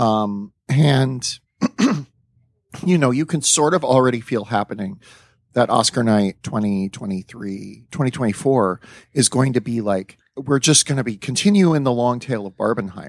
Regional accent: South Dakota, United States; I grew up in South Dakota

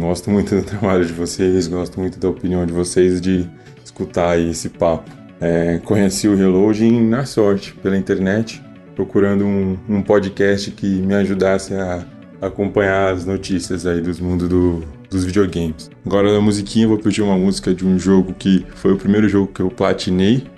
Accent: São Paulo, Brazil; sou de São Paulo, capital, tenho 26 anos

